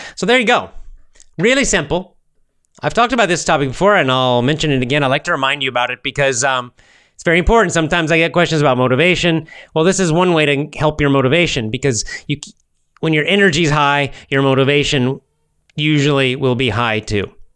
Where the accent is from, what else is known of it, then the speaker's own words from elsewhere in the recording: United States; first language English; as an American and a native speaker